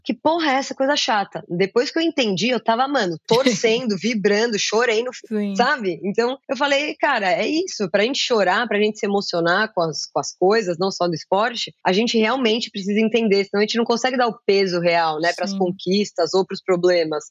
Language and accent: Portuguese; Brazil; como brasileira